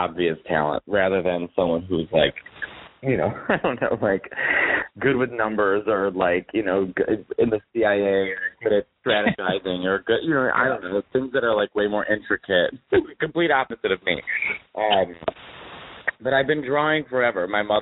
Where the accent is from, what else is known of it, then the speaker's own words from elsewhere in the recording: Chicago, Illinois, United States; now in New York, United States; I'm from Chicago.